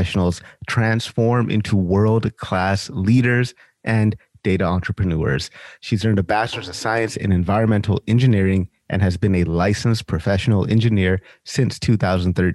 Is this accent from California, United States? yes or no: yes; Sacramento, California, United States; also born or lived in Orange County, California; I'm from California originally, like born and raised in Sacramento